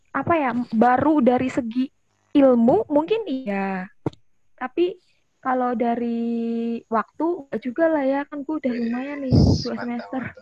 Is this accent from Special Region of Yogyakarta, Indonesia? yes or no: no; Jakarta, Indonesia; moved away as an adult; now in Semarang, Indonesia; Beneran dari Jakarta